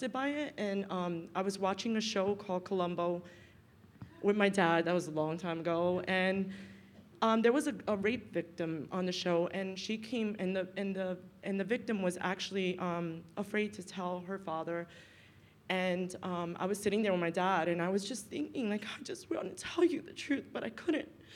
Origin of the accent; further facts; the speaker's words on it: New York City, New York, United States; I grew up in Brooklyn, in the ghetto of Brooklyn. I actually grew up in Brownsville, East New York.